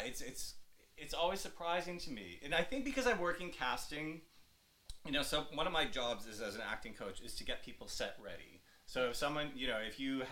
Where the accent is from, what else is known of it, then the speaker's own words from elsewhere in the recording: New York, United States; moved away as an adult; now in Australia; because I was in New York, I'm a New Yorker